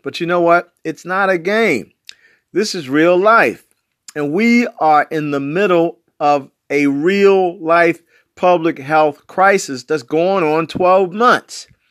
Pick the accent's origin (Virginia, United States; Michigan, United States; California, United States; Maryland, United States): Maryland, United States; Baltimore; I'm from West Baltimore